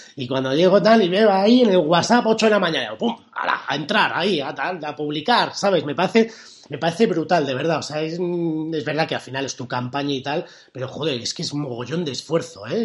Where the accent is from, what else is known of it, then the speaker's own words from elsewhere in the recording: Spain; somos españoles